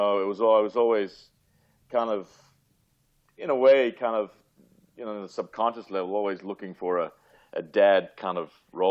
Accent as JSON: {"language": "English", "town": "Penrith", "region": "New South Wales", "country": "Australia", "tie": "born or raised there", "also_born_or_lived": "United Kingdom / Bondi, Sydney", "moved": "as an adult", "lives_now": "Venice Beach, United States", "said": "And so I grew up in Bondi until I was about 6 or 7. And then they split. And then from there, we moved to Penrith."}